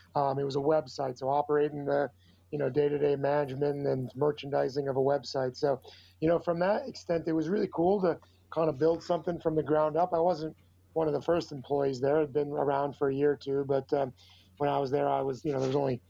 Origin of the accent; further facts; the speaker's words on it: Chicago, Illinois, United States; also born or lived in Virginia / Los Angeles, California; I'm from Chicago